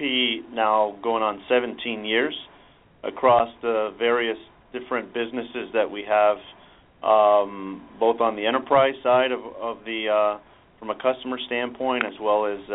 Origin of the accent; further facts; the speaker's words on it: San Diego, California, United States; I'm a San Diego native. I grew up in San Diego